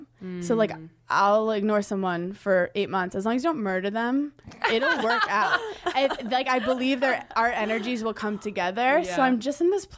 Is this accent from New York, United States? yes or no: yes; New York City, New York, United States; I grew up in Brooklyn